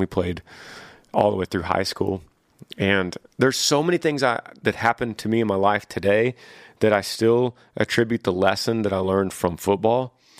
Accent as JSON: {"language": "English", "region": "Texas", "country": "United States", "tie": "born or raised there", "said": "Yeah, John, I grew up in Texas, and the thing that we did was play football."}